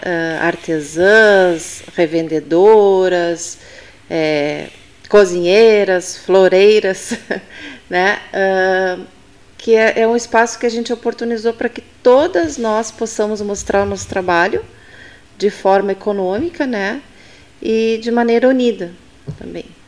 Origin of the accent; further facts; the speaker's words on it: Pelotas, Rio Grande do Sul, Brazil; also born or lived in Taquara; Eu não nasci em Pelotas, mas me considero filha de Pelotas, porque eu vim para cá com dois anos de idade